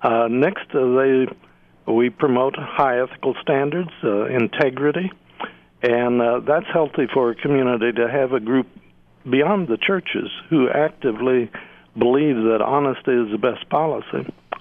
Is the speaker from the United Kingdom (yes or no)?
no; Unionville, Missouri, United States; accent: a bit Southern; Unionville, my hometown.